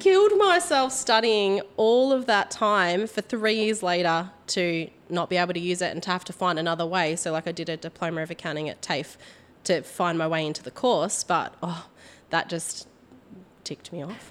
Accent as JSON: {"language": "English", "town": "Port Fairy", "region": "Victoria", "country": "Australia", "tie": "born or raised there", "also_born_or_lived": "Warracknabeal", "said": "I grew up in Port Fairy, which is a small country town"}